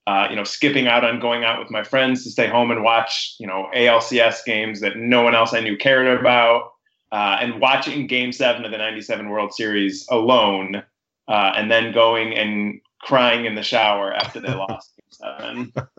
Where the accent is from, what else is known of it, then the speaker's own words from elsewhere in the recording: just outside Chicago, Illinois, United States; I grew up just outside Chicago